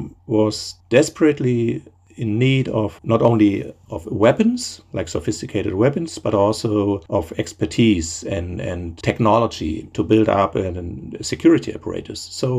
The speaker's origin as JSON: {"language": "English", "country": "Germany", "moved": "as an adult", "lives_now": "Seoul, South Korea", "said": "I'm originally from Germany, and but now I'm in South Korea, based in Seoul"}